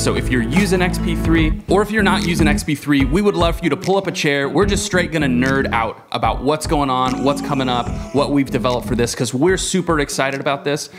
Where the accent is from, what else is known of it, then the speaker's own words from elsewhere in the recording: Avon, Indiana, United States; in Avon, Indiana. Shout out to my hometown.